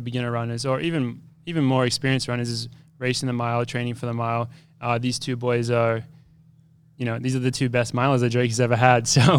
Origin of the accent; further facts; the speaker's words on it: Australia; moved away as an adult; now in United States; I don't have much of an accent anymore, but I'm actually from Australia. But I came over to America in 2014, and I ran at the University of Wisconsin for 5 years.